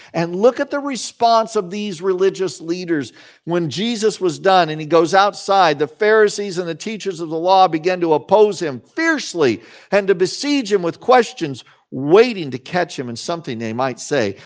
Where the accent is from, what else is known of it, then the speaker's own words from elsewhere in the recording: Salina, Kansas, United States; I grew up in Salina, Kansas.